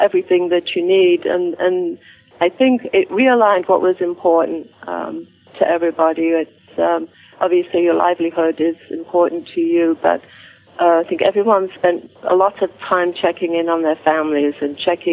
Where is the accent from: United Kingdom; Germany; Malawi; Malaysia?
United Kingdom; England; now in United States; since I'm from England